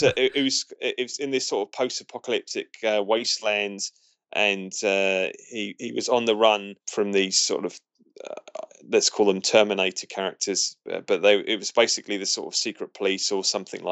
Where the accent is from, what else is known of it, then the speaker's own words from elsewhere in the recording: Portsmouth, South East England, United Kingdom; Portsmouth, which is my hometown